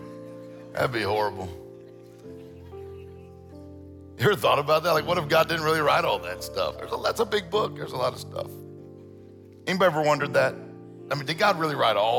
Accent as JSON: {"language": "English", "region": "Mississippi Gulf Coast", "country": "United States", "tie": "born or raised there", "also_born_or_lived": "Meridian, Mississippi", "moved": "as an adult", "lives_now": "Detroit, United States", "said": "I grew up in, my all family's from Meridian, and then I grew up down on the coast, but it's good to be back in Mississippi"}